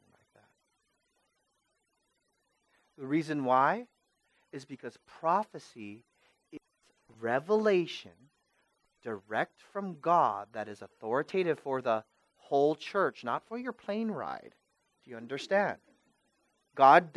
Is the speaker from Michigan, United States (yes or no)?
no; Vallejo, California, United States; I'm from Vallejo.